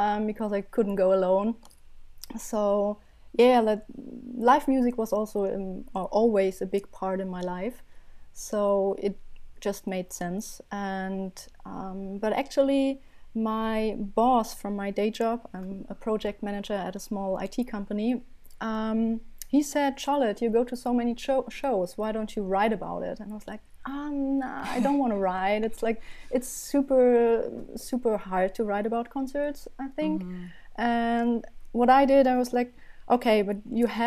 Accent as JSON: {"language": "English", "region": "Berlin", "country": "Germany", "tie": "born or raised there", "said": "I'm from Berlin, Germany, born and raised and still loving it"}